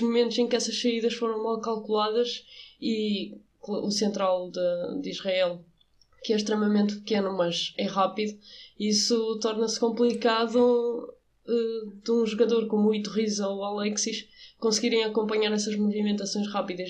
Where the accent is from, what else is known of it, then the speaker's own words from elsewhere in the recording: Portugal; eu como portuguesa e como treinadora